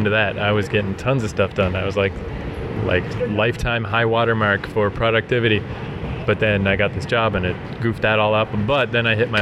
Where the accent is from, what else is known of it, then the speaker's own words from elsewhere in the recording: Fredericton, New Brunswick, Canada; moved away; I'm from Fredericton